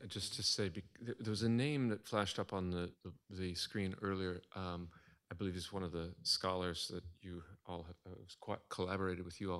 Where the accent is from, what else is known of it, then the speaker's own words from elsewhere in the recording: Midwest, United States; now in New England, United States; I'm just, I'm from the Midwest and we generally are reluctant to talk about our own inner lives. But then I've, a transplant to New England, which is not exactly any better.